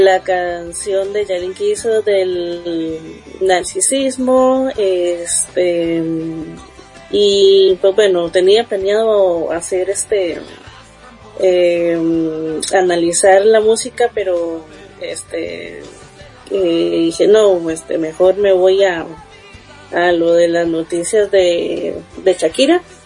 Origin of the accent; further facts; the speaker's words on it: Costa Rica; aquí en mi país, en Costa Rica